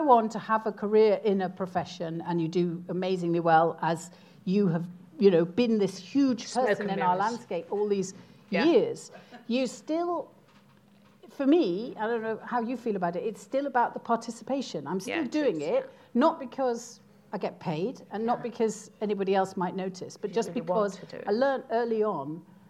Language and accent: English; Holywell, Wales, United Kingdom; moved away; also born or lived in Wirral / Ruthin / London; I was three and he was one and a half. Yeah. And so we went to a tiny village, Babell, near Holywell.